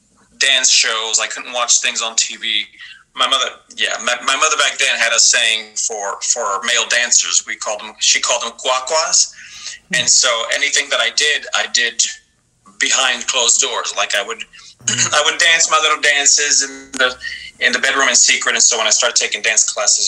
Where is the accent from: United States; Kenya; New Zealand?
United States; Miami, Florida; also born or lived in New York; I'm from New York originally, but I grew up in Miami, Florida